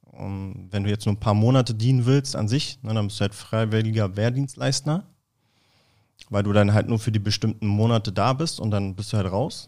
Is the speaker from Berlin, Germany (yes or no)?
yes; Berlin, Germany; ich bin Berliner Junge, Berlin geboren, Berlin aufgewachsen